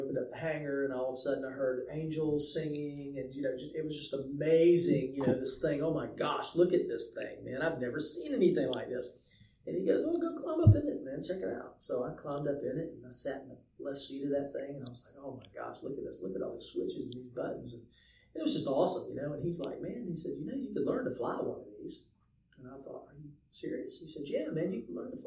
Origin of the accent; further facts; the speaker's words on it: Savannah, Georgia, United States; also born or lived in Dallas, Texas; I grew up here in Savannah.